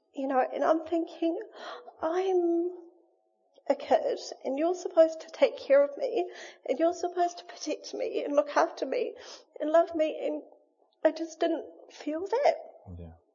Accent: Wainui, New Zealand; we grew up in Wainui

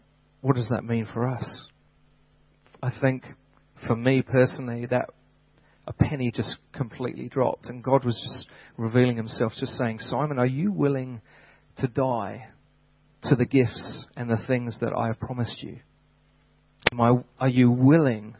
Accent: United Kingdom; moved away; back in my home country

